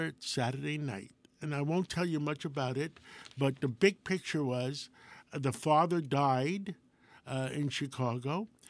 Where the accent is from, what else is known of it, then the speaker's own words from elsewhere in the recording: Greece; moved away; I was born in Greece.